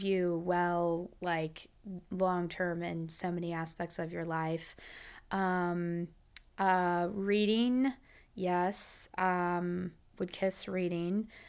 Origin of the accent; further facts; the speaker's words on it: Champaign, Illinois, United States; I'm from the Midwest